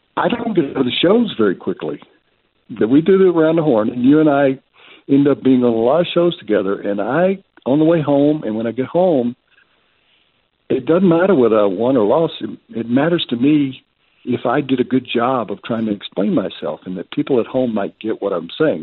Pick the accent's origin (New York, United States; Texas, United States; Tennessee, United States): Tennessee, United States; Memphis; moved away as an adult; now in Denver, United States; I grew up in Tennessee